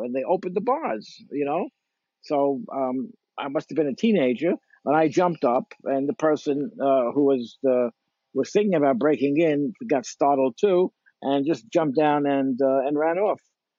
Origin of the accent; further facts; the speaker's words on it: New York City, New York, United States; You know, I was born and raised in Crown Heights.